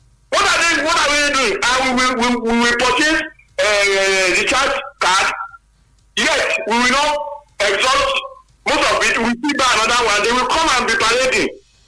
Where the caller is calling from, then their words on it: Songo, Nigeria; I'm calling from Songo.